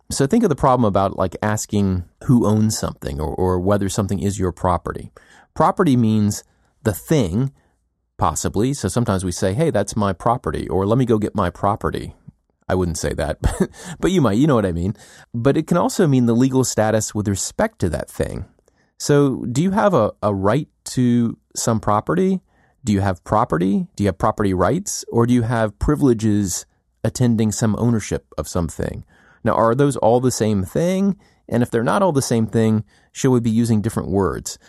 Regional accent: United States; as an American

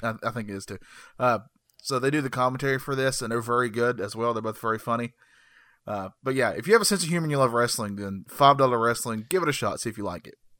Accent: Burke County, North Carolina, United States; I live in North Carolina. I was born in North Carolina. Guess which county? Burke County

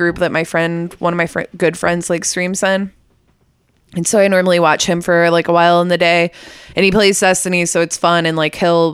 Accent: Austin, Texas, United States; we're all from Austin

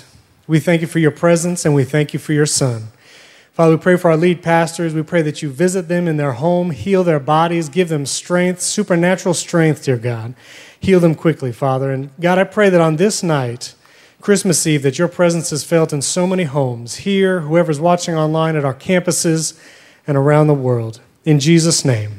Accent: New York, United States; moved away; So I grew up in New York. I'm a New Yorker

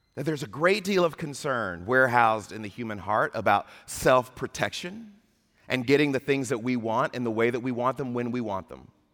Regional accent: Atlanta, Georgia, United States; my hometown of Atlanta

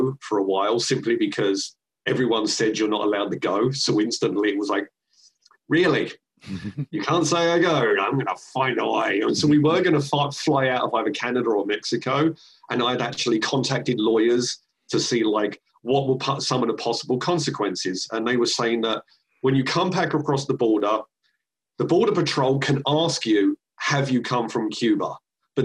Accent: London, United Kingdom; moved away; also born or lived in San Francisco / Seattle; I'm from London and then going living in San Francisco and then living in Seattle.

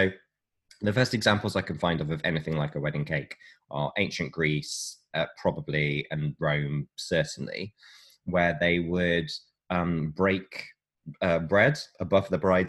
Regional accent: West Midlands, United Kingdom; born there; accent: West Midlands; So I'm going to put on my old birth accent from the West Midlands.

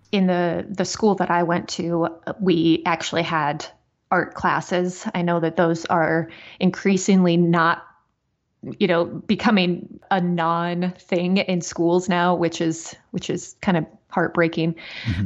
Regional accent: South Dakota, United States; moved away as an adult; also born or lived in West Plains, Missouri / Wyoming; now in Missouri, United States; I was born in West Plains, Missouri, but uh, we moved up to South Dakota when I was, I think, around one. And I was there until like my mid 20s

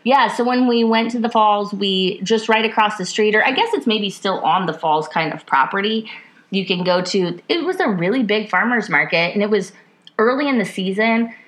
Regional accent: Iowa, United States; now in Ohio, United States; growing up in Iowa

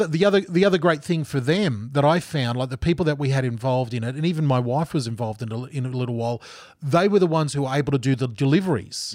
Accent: Gold Coast, Queensland, Australia; moved away as an adult; also born or lived in Geelong, Victoria / Pennsylvania, United States; I'm from Southeast Queensland

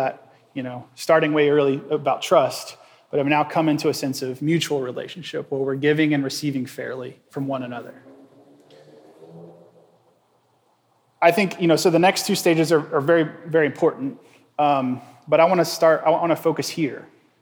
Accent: Indiana, United States; moved away as an adult; now in Nashville, United States; We grew up in Indiana

